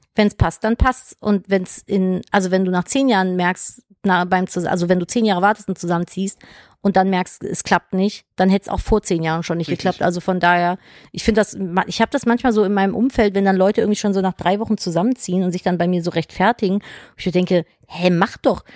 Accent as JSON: {"language": "German", "town": "Cologne", "region": "North Rhine-Westphalia", "country": "Germany", "tie": "born or raised there", "said": "ich bin ja geboren in Köln, ich kann es ja nicht oft genug erzählen. Wenn du gebürtiger Kölner bist, ist es so schwer, dich aus Köln wegzukriegen"}